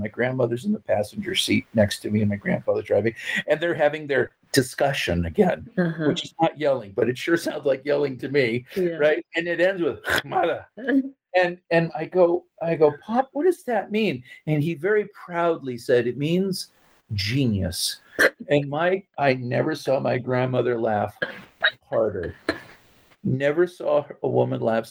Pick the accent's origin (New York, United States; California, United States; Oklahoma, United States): California, United States; Santa Barbara; I grew up in Santa Barbara